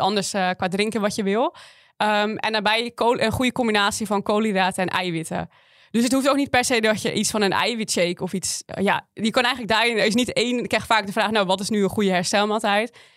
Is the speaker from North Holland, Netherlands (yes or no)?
yes; West Friesland, North Holland, Netherlands; Ik kom uit Noord-Holland, uit West-Friesland